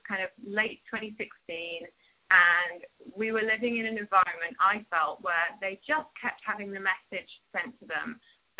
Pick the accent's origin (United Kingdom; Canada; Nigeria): United Kingdom; moved away as an adult; also born or lived in London; now in United States; I grew up in Thatcher's Britain